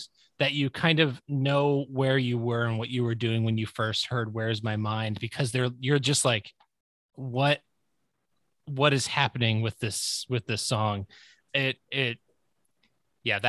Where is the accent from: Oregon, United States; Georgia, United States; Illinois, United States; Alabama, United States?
Illinois, United States; Northwest suburbs of Chicago; I grew up in the Northwest suburbs of Chicago